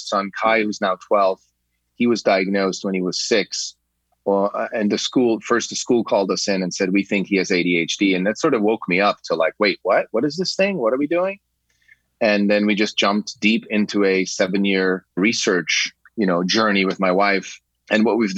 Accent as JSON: {"language": "English", "country": "Switzerland", "tie": "born or raised there", "said": "I grew up in Switzerland."}